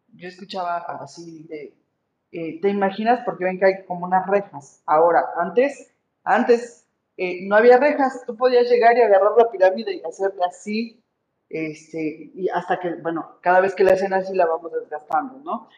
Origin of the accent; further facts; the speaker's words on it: Mexico; tenemos que valorar como mexicanos